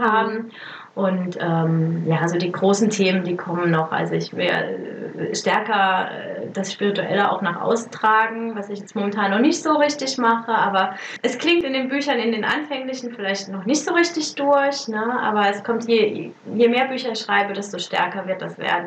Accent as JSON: {"language": "German", "country": "Germany", "also_born_or_lived": "Italy", "moved": "as an adult", "said": "mein äh, mein Heimatland"}